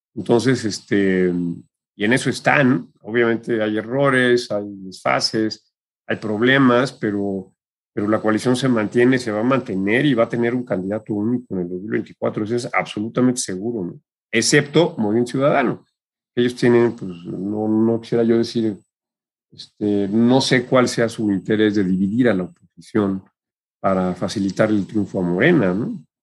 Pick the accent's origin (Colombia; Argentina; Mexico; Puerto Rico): Mexico; como mexicano y como ambientalista